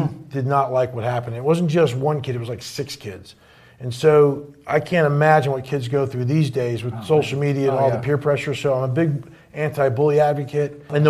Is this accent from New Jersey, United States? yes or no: yes; New Jersey, United States; So basically, of all surprising things, I grew up in North Jersey.